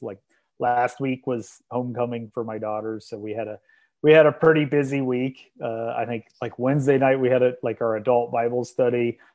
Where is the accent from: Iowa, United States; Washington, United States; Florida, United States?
Iowa, United States; moved away as an adult; now in Omaha, United States; now that I live in Omaha and I grew up in Iowa